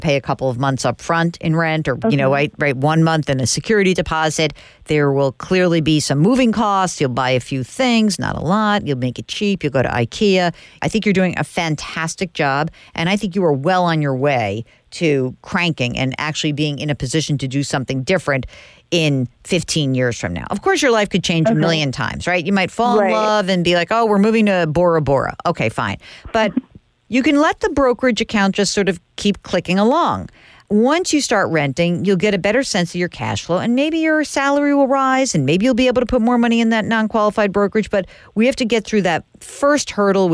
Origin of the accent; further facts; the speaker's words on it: New York, United States; I'm from New York.